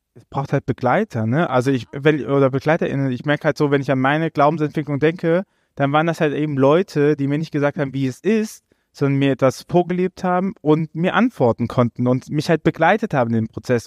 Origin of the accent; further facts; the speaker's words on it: Rhineland, Germany; ich bin halt Rheinländer.